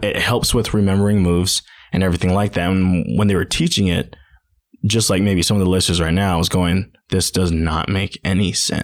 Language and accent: English; Hawaii, United States; also born or lived in Southeast Idaho; now in Idaho, United States; I'm originally from Hawaii